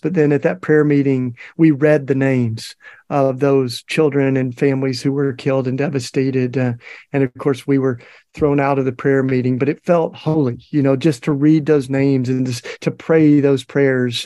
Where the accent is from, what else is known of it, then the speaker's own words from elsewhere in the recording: Tennessee, United States; in Tennessee, my home state